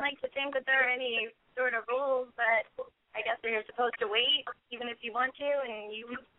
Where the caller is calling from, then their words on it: Burbank, California, United States; I'm calling from Burbank.